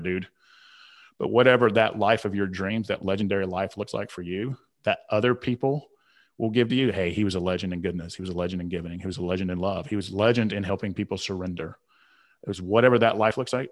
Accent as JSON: {"language": "English", "region": "Southern", "country": "United States", "accent": "Southern", "said": "my Southern accent"}